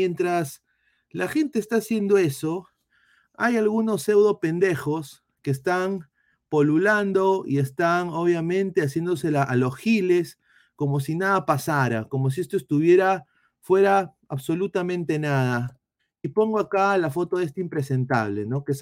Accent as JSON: {"language": "Spanish", "country": "Peru", "moved": "yes", "said": "lo digo como peruano fuera"}